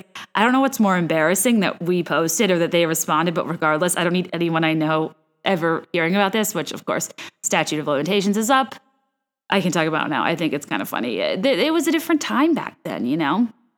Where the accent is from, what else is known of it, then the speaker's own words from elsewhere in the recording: Virginia, United States; I'm basing my perfect recipes off of things I grew up eating in Virginia